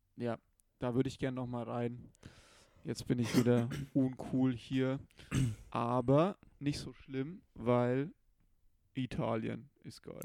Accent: Munich, Bavaria, Germany; ich war als Bayer, der halt als Müncher schon ein bisschen gewöhnt ist an höhere Bierpreise

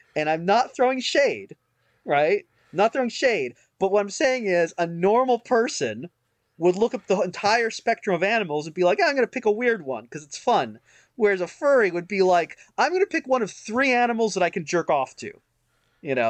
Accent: United States; I'm an American

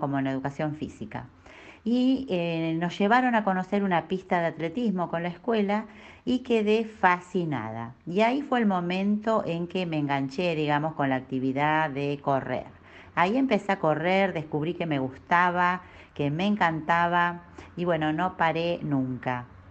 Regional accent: Bahía Blanca, Buenos Aires Province, Argentina; moved away as an adult; now in Neuquén, Argentina; Nací en Bahía Blanca, en la provincia de Buenos Aires un 5 de abril.

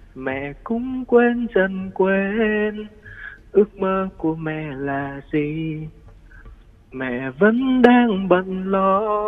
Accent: Long Khanh, Dong Nai, Vietnam; born or raised there; now in Ho Chi Minh City, Vietnam

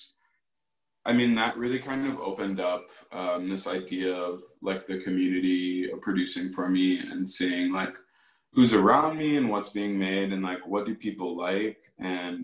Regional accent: Aurora, Illinois, United States; moved away as an adult; also born or lived in Chicago, Illinois; now in Milwaukee, United States; I actually grew up in Aurora, Illinois

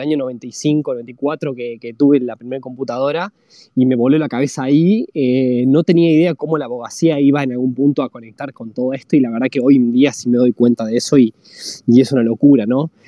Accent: La Rioja, Argentina; moved away as an adult; also born or lived in San Juan, Argentina; yo soy oriundo de la, de la Rioja principalmente, o sea, nací en La Rioja. Eh, ahí donde fue donde, donde, me, donde me crié

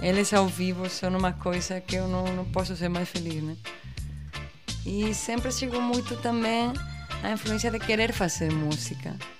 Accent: Seville, Andalusia, Spain; Portuguese is a second language; moved away as an adult; now in Pernambuco, Brazil; Andaluzia, que é de onde eu venho, da hum. Espanha, hum. Espanha, Andaluzia, Sevilha, cidade

